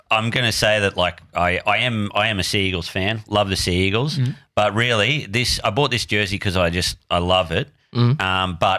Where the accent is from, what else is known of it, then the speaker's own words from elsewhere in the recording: near Moree, New South Wales, Australia; also born or lived in Sydney; now in Melbourne, Australia; Moree, a town an hour out of Moree called Boomai.